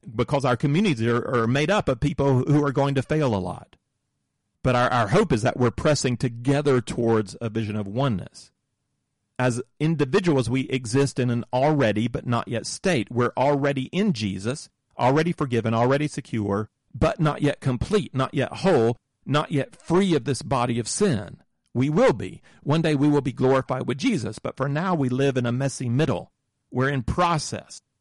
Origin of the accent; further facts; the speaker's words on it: southern United States, United States; I grew up in the Moravian Church in the southern United States